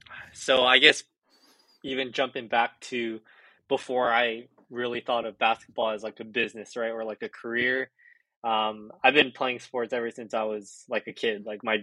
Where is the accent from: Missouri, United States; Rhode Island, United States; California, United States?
California, United States; Orange County; being a kid from LA, right, and like growing up in Orange County